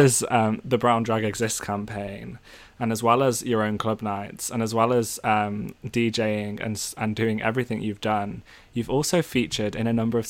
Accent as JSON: {"language": "English", "region": "North Wales", "country": "United Kingdom", "tie": "born or raised there", "said": "for me growing up in North Wales as a white person"}